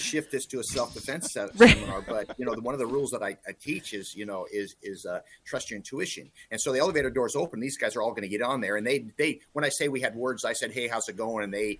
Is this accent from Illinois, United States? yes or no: no; Montana, United States; moved away; also born or lived in California; So well, my family's from Montana, and my mom and dad both. I was from Montana.